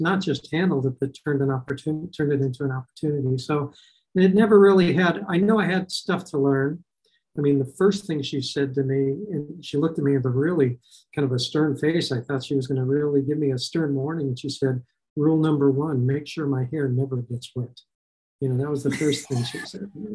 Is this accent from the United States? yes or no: yes; Los Angeles, California, United States; I grew up in North Hollywood, California